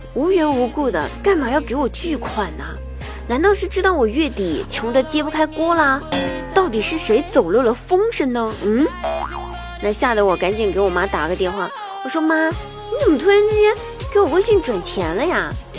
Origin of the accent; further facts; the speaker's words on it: China; 我们中国人